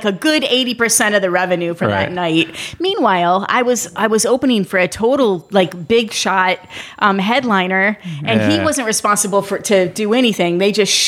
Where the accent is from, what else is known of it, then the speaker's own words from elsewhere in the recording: Flint, Michigan, United States; I'm from Flint